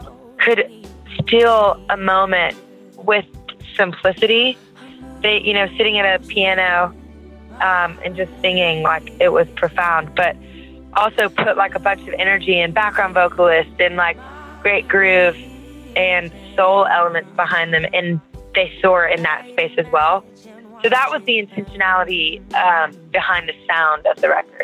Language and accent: English; Louisiana, United States; I'm from Louisiana, and you know, you go into any music place in Louisiana and it is alive.